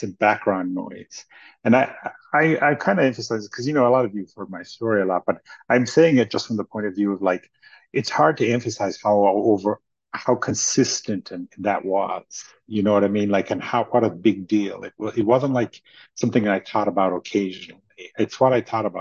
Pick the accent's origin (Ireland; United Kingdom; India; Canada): Ireland; I grew up in Ireland